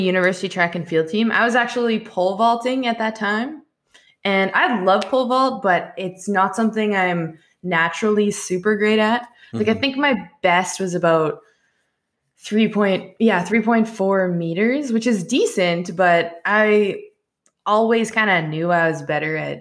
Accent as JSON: {"language": "English", "country": "Canada", "said": "as Canadians, we say them a little softer than a lot of people"}